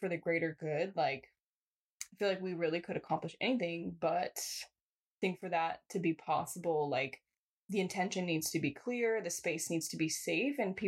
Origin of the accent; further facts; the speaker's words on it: San Jose, California, United States; I'm from Eastside